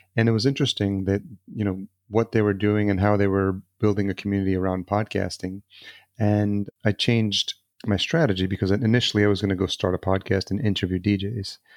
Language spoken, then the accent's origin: English; El Salvador; I was born in El Salvador as well.